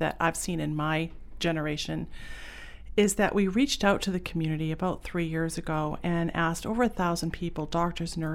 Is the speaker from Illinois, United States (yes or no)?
no; Pownal, Maine, United States; also born or lived in Boston; I grew up in Pownall, Maine, and went to Freeport High School